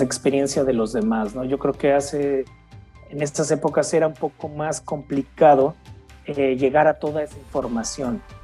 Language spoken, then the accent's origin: Spanish; Mexico; now in Germany; soy mexicano, crecí nací en México, pero ya llevo casi 25 años fuera de mi país, principalmente en Alemania